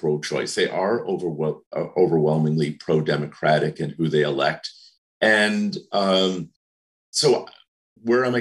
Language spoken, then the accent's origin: English; Rhode Island, United States; moved away; I'm from Rhode Island